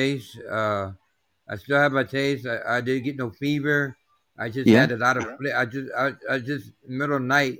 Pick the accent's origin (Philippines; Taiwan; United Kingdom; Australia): Taiwan; now in Arizona, United States; I'm from Taiwan, but I live in the States. Oh. I live in the Arizona desert.